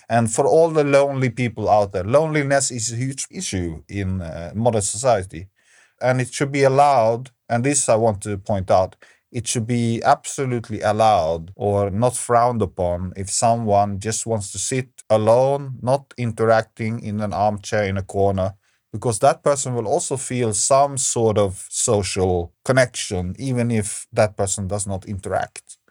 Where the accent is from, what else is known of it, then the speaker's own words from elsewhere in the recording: Stockholm, Stockholm County, Sweden; Stockholm, where I'm from